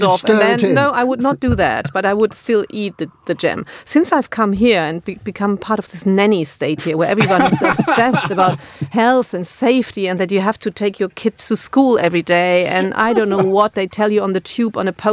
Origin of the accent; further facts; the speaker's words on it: Germany; As a German